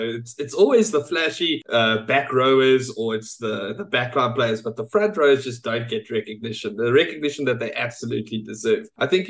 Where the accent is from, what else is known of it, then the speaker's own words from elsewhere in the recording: Lowveld, Mpumalanga, South Africa; us Lowfelders